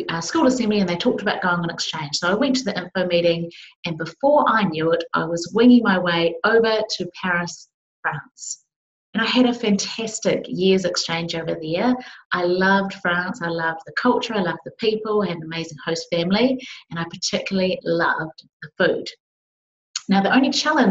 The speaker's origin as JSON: {"language": "English", "town": "Palmerston North", "region": "Manawatū-Whanganui", "country": "New Zealand", "tie": "born or raised there", "said": "I was just a young kid growing up in Palmerston North, New Zealand, small city in New Zealand."}